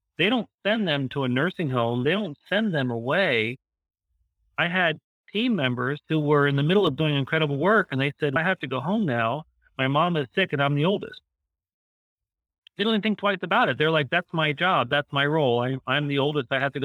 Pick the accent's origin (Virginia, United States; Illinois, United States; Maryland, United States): Maryland, United States; Montgomery County; also born or lived in Amsterdam, Netherlands / Florida / Lancaster County, Pennsylvania; now in Columbia, United States; No, I was actually born outside of Washington, D.C., down in Montgomery County, Maryland.